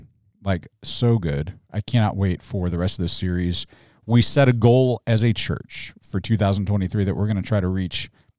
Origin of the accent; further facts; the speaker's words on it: Mobile, Alabama, United States; I communicate for a living. I'm from Mobile, Alabama.